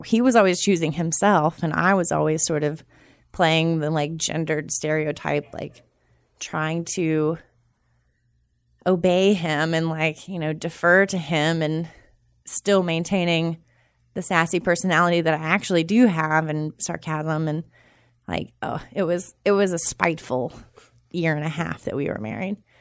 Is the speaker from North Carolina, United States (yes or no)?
yes; Charlotte, North Carolina, United States; also born or lived in Boone / Durham; I'm from Charlotte